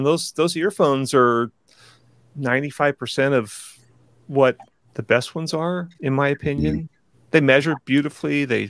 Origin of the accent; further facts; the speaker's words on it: Texas, United States; I'm from Texas